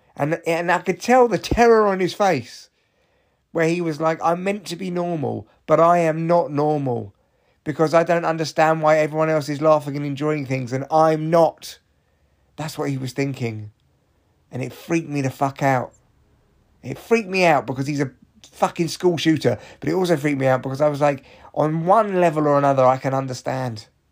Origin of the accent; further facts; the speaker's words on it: Barnet, London, United Kingdom; growing up in Barnet when I was young